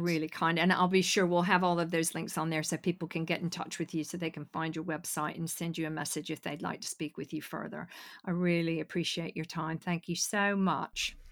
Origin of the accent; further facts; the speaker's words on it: United States; now in United Kingdom; being American